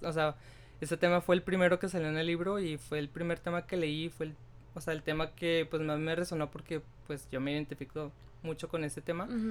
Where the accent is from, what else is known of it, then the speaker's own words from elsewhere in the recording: Mexico; como sociedad mexicana